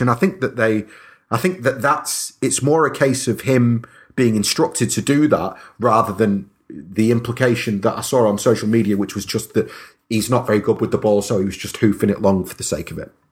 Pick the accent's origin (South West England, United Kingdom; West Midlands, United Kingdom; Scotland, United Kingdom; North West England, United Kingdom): North West England, United Kingdom; Stockport; I'm kinda from Stockport